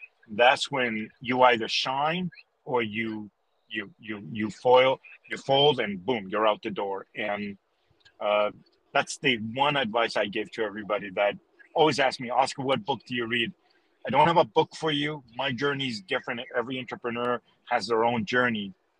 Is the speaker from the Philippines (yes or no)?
no; Canada; also born or lived in Chile; it's growing up in Canada has made me love that, especially when I come from a country like Chile, where every day is summer, right?